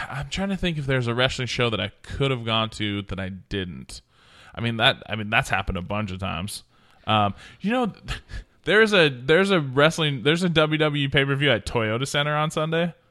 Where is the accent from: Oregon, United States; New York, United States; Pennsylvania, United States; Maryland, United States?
Oregon, United States; moved away; also born or lived in Montana; I'm from Oregon